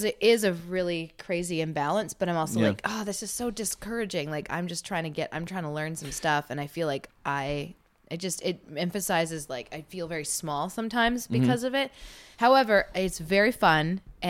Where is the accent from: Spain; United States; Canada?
Canada; Cranbrook, British Columbia; moved away; I'm from Cranbrook.